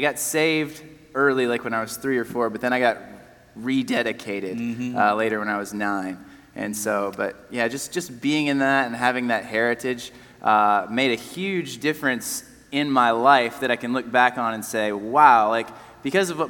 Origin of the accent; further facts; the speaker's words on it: Nashville, Tennessee, United States; I was born in Nashville, which seems to be more and more rare these days